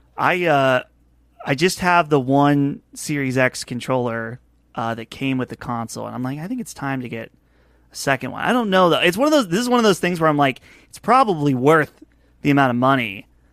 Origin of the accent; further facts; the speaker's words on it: Butler, Pennsylvania, United States; my hometown here. I live about an hour north of Pittsburgh in a town called Butler